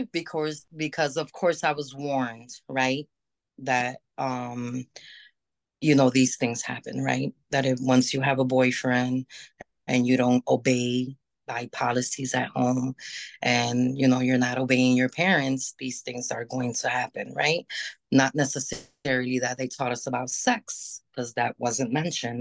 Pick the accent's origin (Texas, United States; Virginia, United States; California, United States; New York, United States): New York, United States; also born or lived in Hudson Valley / Puerto Rico (parents); now in Rochester, United States; I was born in the area of New York City.